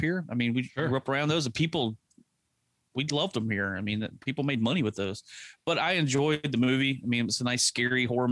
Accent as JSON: {"language": "English", "region": "Texas", "country": "United States", "tie": "born or raised there", "said": "I grew up here in Texas"}